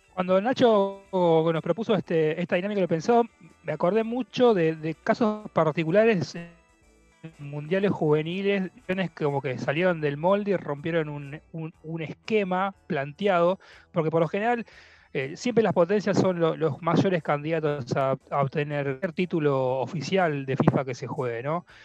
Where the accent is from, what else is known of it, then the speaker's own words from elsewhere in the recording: Argentina; nosotros los argentinos y los porteños también